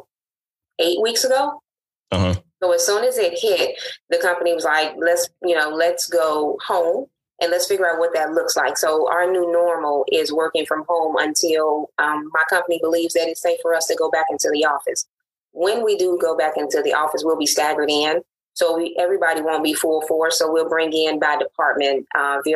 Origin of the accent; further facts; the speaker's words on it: Chicago, Illinois, United States; moved away as an adult; also born or lived in Jackson, Tennessee; I am originally from Chicago, born and bred